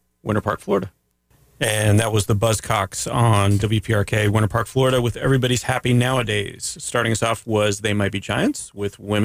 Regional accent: Canada; I'm French Canadian

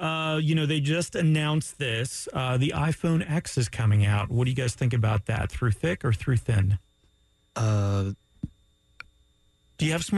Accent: Canada; I'm Canadian at all, and also Greek?

